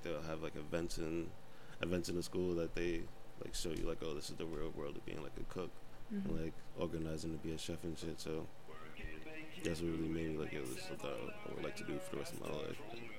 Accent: Hempstead, New York, United States; now in Queens, United States; Originally, Hempstead, New York.

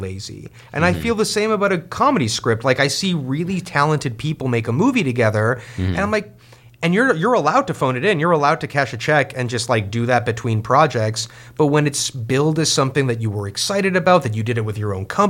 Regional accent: Mexico; moved away; as a Jewish Mexican growing up in Mexico

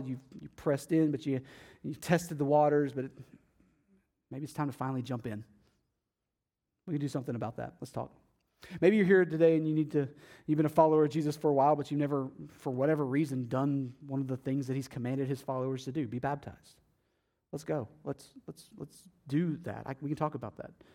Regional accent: Athens, Texas, United States; moved away; my hometown in Athens, Texas

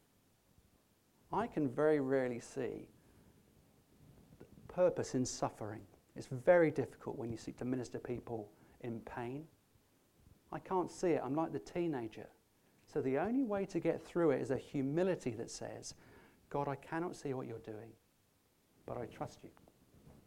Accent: England, United Kingdom; we're English

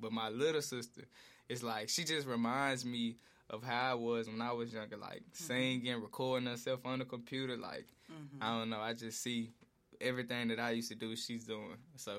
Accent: Memphis, Tennessee, United States; Growing up in East Memphis

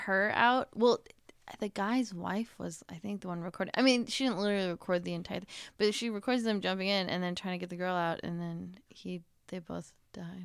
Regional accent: Northern Wisconsin, United States; I grew up, like, right on Lake Superior

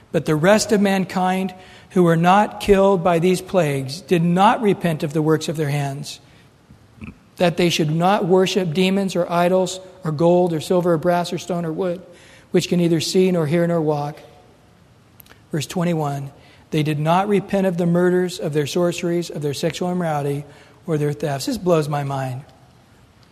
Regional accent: United States; us as Americans

